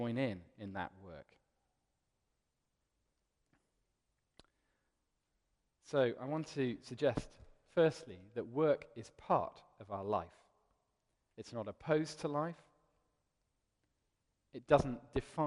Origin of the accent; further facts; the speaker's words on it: London, United Kingdom; also born or lived in Cardiff; I was born in Cardiff, and the week that I was born, we moved to London, so I now consider myself a bit of a Londoner, really.